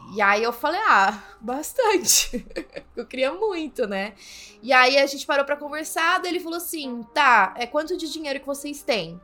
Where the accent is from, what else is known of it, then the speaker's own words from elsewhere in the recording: São Paulo, Brazil; eu sou de São Paulo